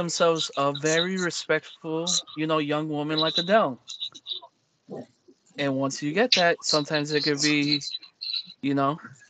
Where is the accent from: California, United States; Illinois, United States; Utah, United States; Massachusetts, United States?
Massachusetts, United States; I'm from Mass.